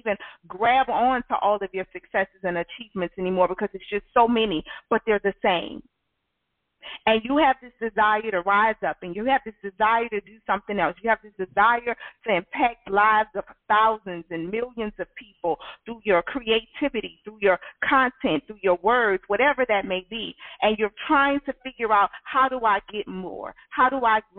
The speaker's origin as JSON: {"language": "English", "region": "Louisiana", "country": "United States", "tie": "born or raised there", "said": "I'm from the South. I live in Louisiana all my life."}